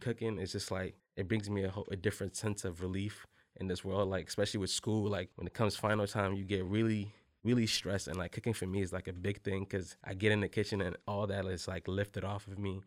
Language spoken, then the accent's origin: English; Togo; now in United States; I'm from Togo, West Africa